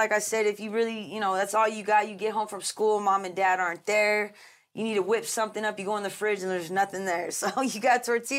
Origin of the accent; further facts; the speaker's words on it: Santa Ana, California, United States; Well, I come from Southern California, you know, Santana. To be exact, in a Mexican household